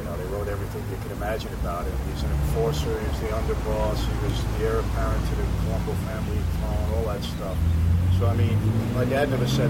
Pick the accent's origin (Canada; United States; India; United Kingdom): United States; New York City, New York; I grew up in Brooklyn, New York